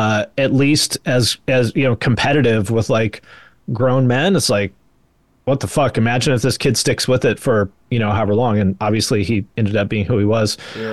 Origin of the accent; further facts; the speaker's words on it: West Coast, United States; I mean, I grew up on the West Coast and I grew up around the ocean my whole life and stuff.